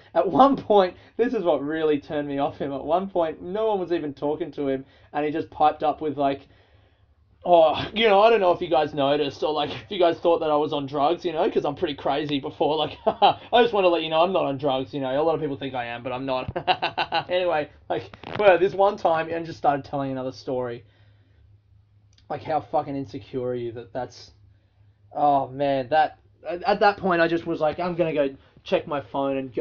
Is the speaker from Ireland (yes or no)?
no; Australia; we're from Australia